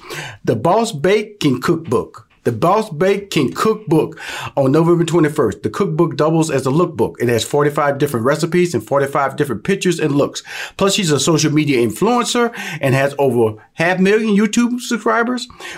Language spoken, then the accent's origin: English; Houston, Texas, United States; Well, I'm born and raised in Houston.